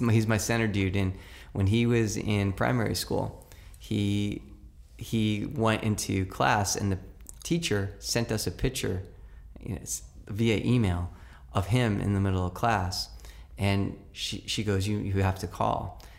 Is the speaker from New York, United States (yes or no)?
yes; New York City, New York, United States; When I grew up in New York City, every mother and every grandmother on the block had a right to chastise you